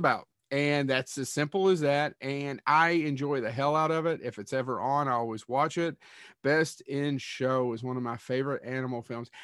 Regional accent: Kentucky, United States; I'm born and raised in Kentucky

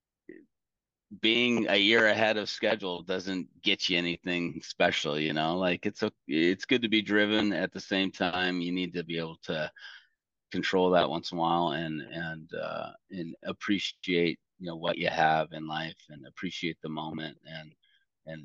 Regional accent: United States; I'm American

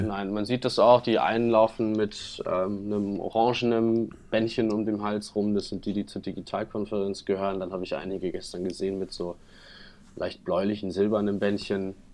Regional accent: Hamburg, Germany; auf der Reeperbahn bei uns in Hamburg

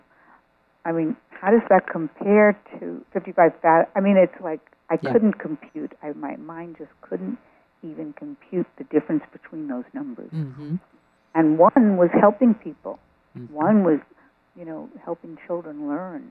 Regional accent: New York, United States; what a lot of nice Jewish girls did in growing up in New York

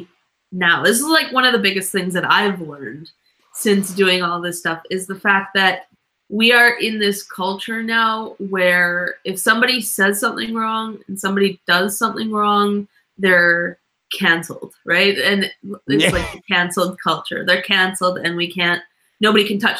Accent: Canada; I'm a Canadian

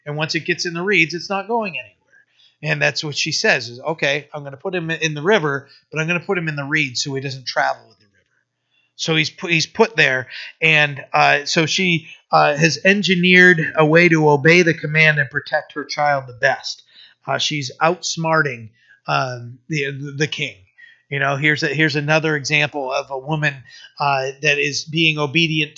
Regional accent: United States; I'm an American

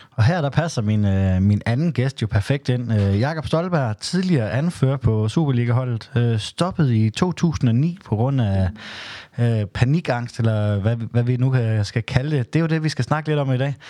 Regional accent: Southern Jutland, Southern Denmark, Denmark; mit tysk er ikke godt, selvom jeg er fra Sønderjylland

